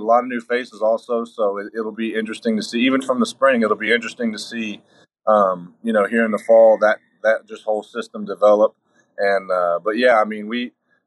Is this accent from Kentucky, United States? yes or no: yes; Georgetown, Kentucky, United States; I'm from Georgetown, which is right in their backyard